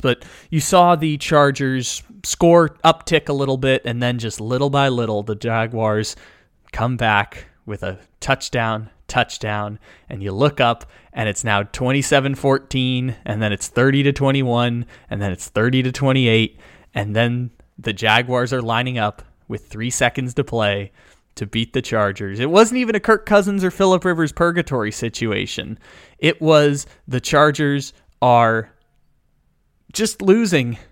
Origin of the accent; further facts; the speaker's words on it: San Diego, California, United States; now in Sacramento, United States; I'm born and raised in San Diego